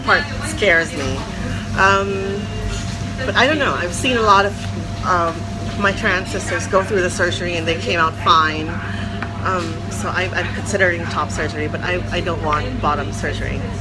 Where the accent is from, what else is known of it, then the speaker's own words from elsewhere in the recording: Philippines; moved away as an adult; now in Hong Kong; I'm from the Philippines originally. I came to Hong Kong because I got a scholarship here.